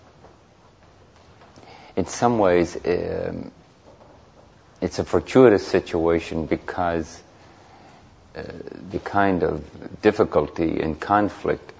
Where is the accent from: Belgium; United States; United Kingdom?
United Kingdom; Belfast, Northern Ireland; moved away; I just returned a couple of weeks ago from Northern Ireland, where I was born. I was born in Belfast